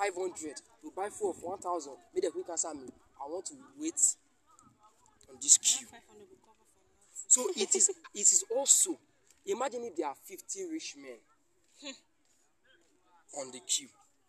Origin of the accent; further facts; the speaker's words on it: Nigeria; I'm just a Nigerian.